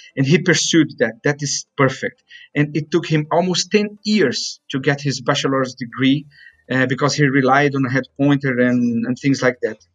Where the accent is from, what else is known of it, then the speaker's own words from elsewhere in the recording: Brazil; moved away; my hometown in Brazil